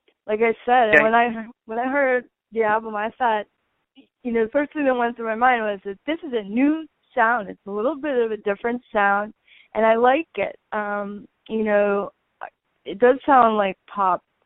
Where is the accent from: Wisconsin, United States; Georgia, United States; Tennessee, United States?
Wisconsin, United States; moved away as an adult; now in Los Angeles, United States; I'm from the Midwest also. I'm from Wisconsin